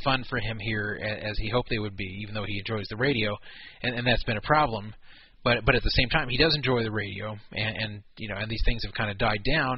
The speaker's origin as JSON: {"language": "English", "country": "United States", "said": "Being an American"}